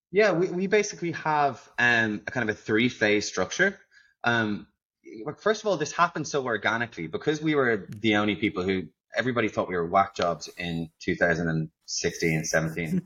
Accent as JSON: {"language": "English", "country": "Ireland", "moved": "yes", "lives_now": "Netherlands", "said": "I am, as you can probably tell, not from the Netherlands. So, I'm actually an Irishman"}